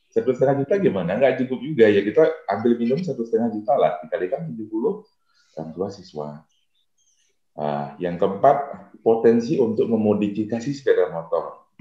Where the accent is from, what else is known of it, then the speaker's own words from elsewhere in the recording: Buleleng, Bali, Indonesia; desa saya berbatasan dengan Kabupaten Karangasem